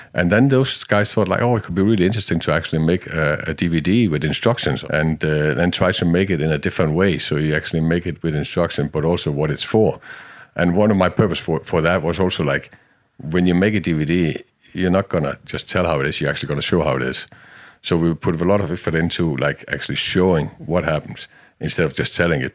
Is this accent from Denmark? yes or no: yes; Denmark; I was born in Denmark in, uh, in the sixties, sixty-two. I'm not afraid of saying that. And, uh, in the middle of a jodland.